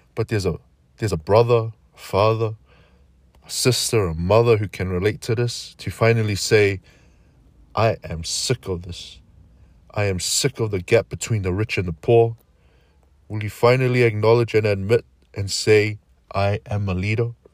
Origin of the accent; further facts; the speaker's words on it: Auckland, New Zealand; I am your typical brown brother, born and raised in South Auckland, New Zealand